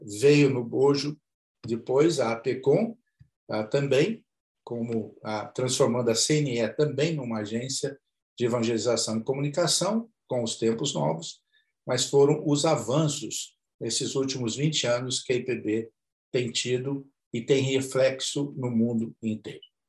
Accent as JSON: {"language": "Portuguese", "town": "Campinas", "region": "São Paulo", "country": "Brazil", "tie": "born or raised there", "said": "Eu sou originário de Campinas, São Paulo"}